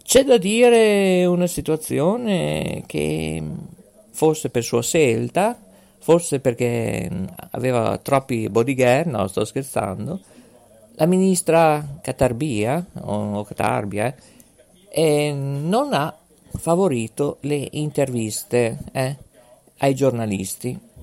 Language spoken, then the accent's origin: Italian; Ferrara, Emilia-Romagna, Italy; io purtroppo sono di Ferrara